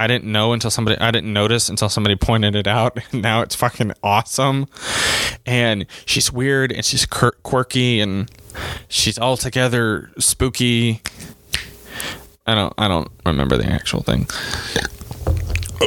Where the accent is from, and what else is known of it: United States